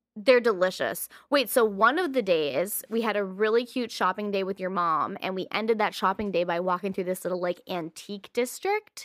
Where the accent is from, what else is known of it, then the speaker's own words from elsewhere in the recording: United States; As an American